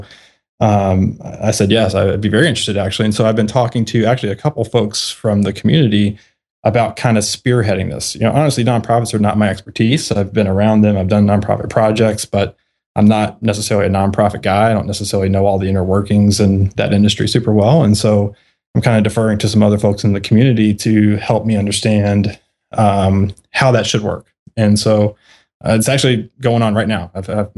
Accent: Kentucky, United States; I'm from Kentucky.

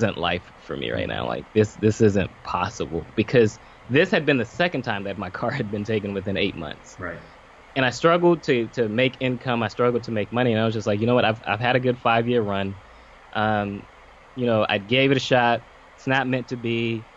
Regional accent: Pompano Beach, Florida, United States; I'm from Pompano Beach, Florida, but here in Boca, went to Lane University

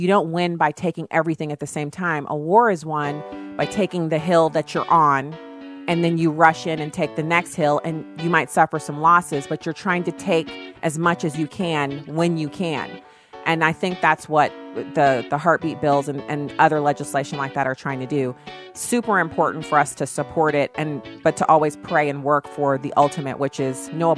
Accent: Germany; And because he was in the military, I ended up growing up in Germany, me and my sister both.

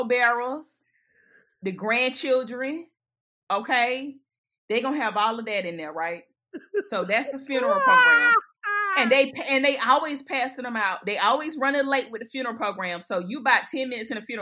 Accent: Batesburg, South Carolina, United States; I'm from Batesburg

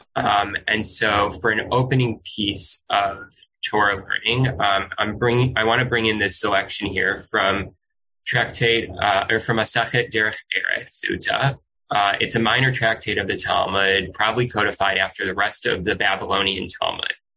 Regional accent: Midwest, United States; moved away as an adult; also born or lived in New Orleans, Louisiana; now in Los Angeles, United States; living in growing up in the Midwest

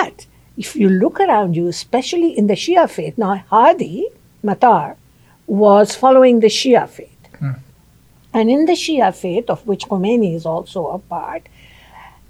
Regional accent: Pakistan; moved away; I am from Pakistan.

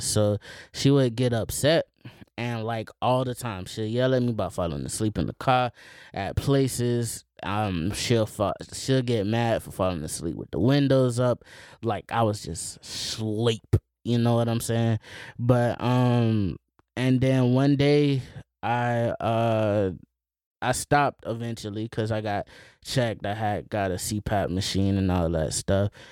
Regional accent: Plant City, Florida, United States; I grew up in Plant City

